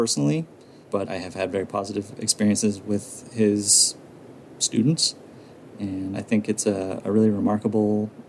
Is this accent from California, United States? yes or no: no; Massachusetts, United States; moved away; also born or lived in Colorado; close to where I grew up in Massachusetts.